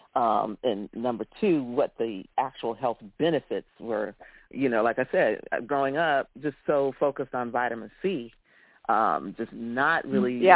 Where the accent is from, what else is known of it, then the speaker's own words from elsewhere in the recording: Florida, United States; here in Florida